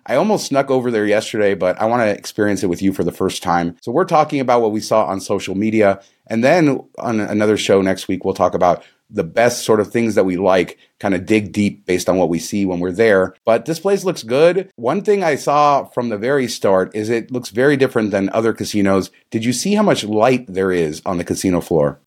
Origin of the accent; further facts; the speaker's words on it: Las Vegas, Nevada, United States; growing up in Las Vegas